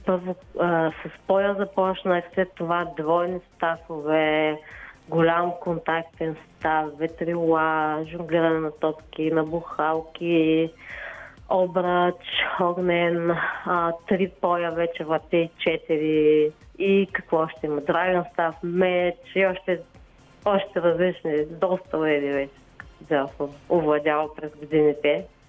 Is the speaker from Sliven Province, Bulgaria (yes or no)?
no; Gabrovo Province, Bulgaria; аз съм си от Габрово родом